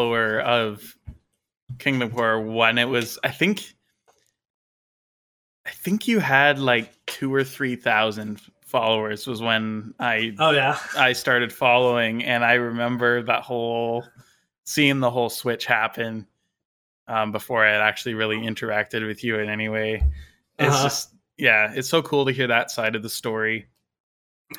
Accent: British Columbia, Canada; I am a Christian from British Columbia, Canada

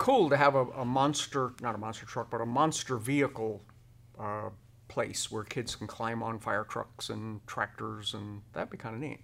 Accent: East Coast, United States; now in Hennessey, United States; I grew up in the East Coast

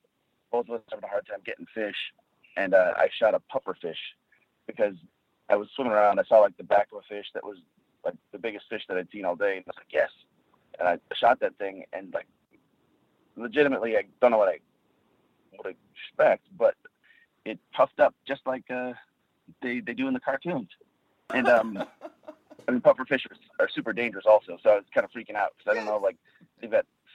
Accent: Southern California, United States; because I grew up in Southern California

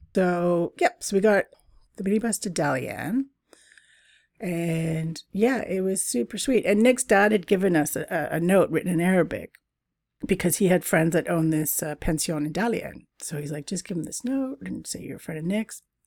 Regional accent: Canada; moved away; also born or lived in Britain; Canada, my fellow Canucks

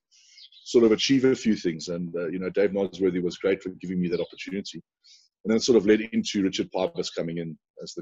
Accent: South Africa; moved away as an adult; as a South African guy

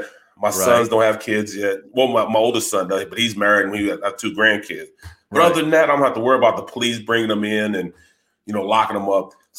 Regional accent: St. Louis, Missouri, United States; moved away; I grew up on White Castles in St. Louis.

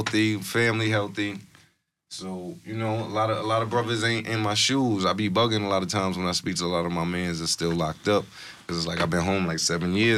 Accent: New York City, New York, United States; growing up in Co-op City

